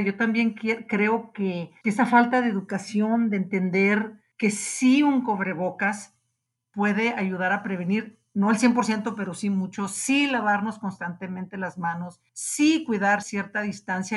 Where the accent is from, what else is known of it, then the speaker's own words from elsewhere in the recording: Mexico; como mexicanos